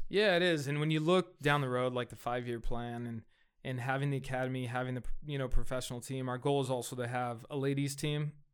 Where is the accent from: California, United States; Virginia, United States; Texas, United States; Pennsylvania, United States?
California, United States; Fresno; I grew up here, right? I, I grew up in Southeast Fresno